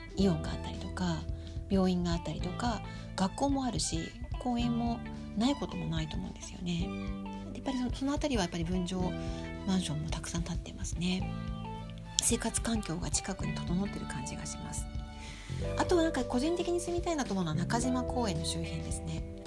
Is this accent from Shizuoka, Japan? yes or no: no; Tokyo, Japan; now in Sapporo, Japan; 私は東京新宿出身なので